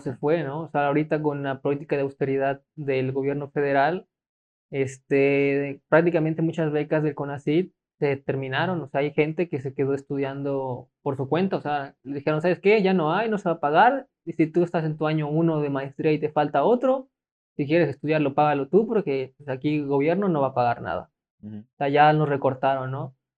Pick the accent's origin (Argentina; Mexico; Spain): Mexico; siento que como mexicanos a veces somos como que, ¿por qué lo voy a hacer si ya lo hace él?